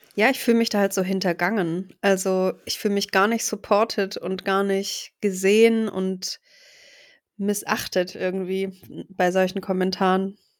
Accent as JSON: {"language": "German", "town": "Stuttgart", "region": "Baden-Württemberg", "country": "Germany", "tie": "born or raised there", "said": "dass Stuttgart eben meine Heimat ist"}